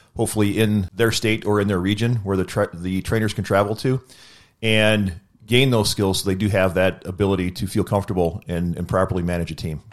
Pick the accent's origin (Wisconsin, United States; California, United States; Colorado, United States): Wisconsin, United States; I'm from Wisconsin